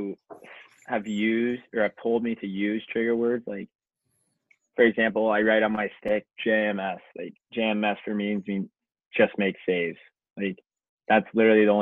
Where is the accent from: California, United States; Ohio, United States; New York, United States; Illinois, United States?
Ohio, United States; I'm from Ohio